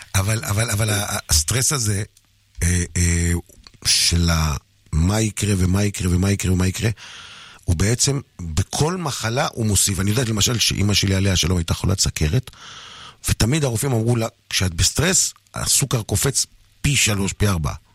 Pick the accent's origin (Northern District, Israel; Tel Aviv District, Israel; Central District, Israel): Northern District, Israel; Kiryat Shmona; המזרחים בילדות בקריית שמונה